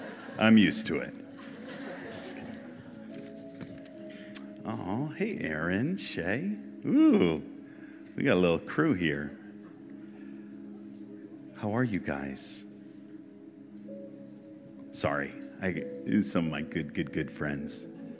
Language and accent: English; Massachusetts, United States; So, born in Massachusetts and grew up in a Christian household.